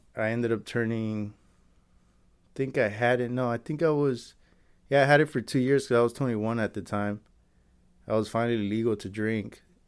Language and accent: English; Santa Ana, California, United States; also born or lived in Anaheim, California; I was born and raised in Santa Ana